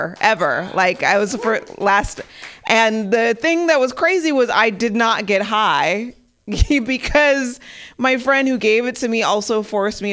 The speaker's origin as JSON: {"language": "English", "town": "San Bernardino", "region": "California", "country": "United States", "moved": "yes", "lives_now": "Pasadena, United States", "said": "I live in Pasadena now, but I'm originally from San Bernardino"}